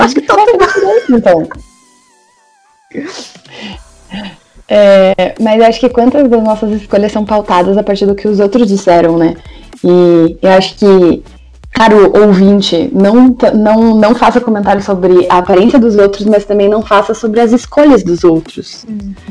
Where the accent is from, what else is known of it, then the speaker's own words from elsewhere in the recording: Brazil; como brasileiros